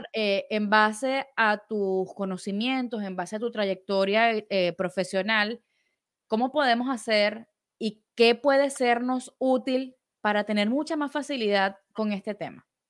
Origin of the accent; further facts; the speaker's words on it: Venezuela; como venezolanos